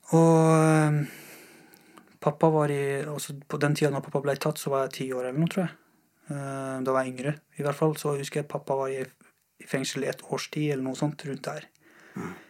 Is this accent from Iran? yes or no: yes; Mashhad, Razavi Khorasan, Iran; also born or lived in Afghanistan; now in Norway; Jeg, jeg har vokst opp i Iran. Uh, jeg har bodd i Iran, i en by som heter Mashhad.